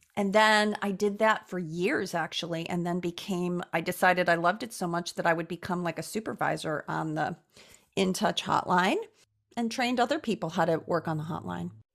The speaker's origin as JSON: {"language": "English", "town": "Chicago", "region": "Illinois", "country": "United States", "tie": "born or raised there", "said": "I was born and raised in Chicago"}